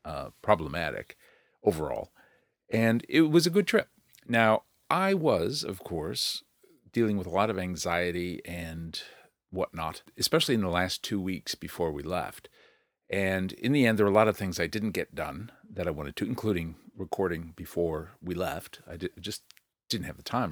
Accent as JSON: {"language": "English", "country": "United States", "moved": "yes", "lives_now": "New Zealand", "said": "as an American."}